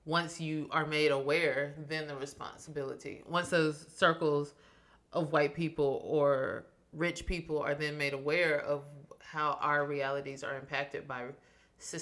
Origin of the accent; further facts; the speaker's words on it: Shelby, North Carolina, United States; Shelby, North Carolina, my hometown